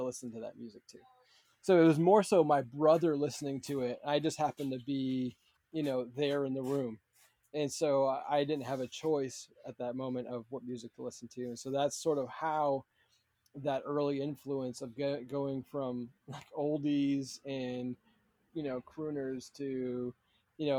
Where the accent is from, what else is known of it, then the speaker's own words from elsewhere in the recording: Massachusetts, United States; also born or lived in Rhode Island; We moved from Rhode Island into Massachusetts